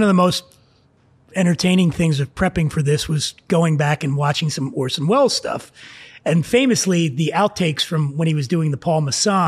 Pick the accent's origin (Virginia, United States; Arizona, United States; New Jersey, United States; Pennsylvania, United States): Pennsylvania, United States; Philadelphia; I grew up in Philly, and I was at a place in Philadelphia called Silk City.